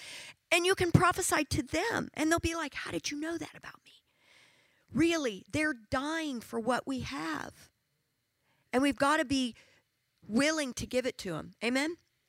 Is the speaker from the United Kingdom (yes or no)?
no; South Africa; I'm from South Africa. Find another South African in here and somewhere.